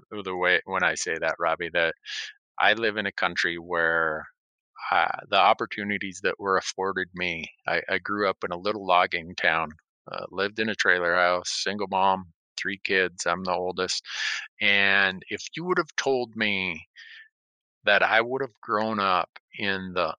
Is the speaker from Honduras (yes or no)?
yes; Honduras; I grew up in Honduras.